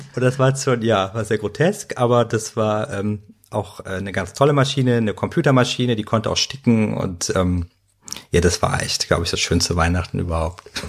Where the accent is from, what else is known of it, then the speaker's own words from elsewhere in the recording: Cologne, North Rhine-Westphalia, Germany; als Kölner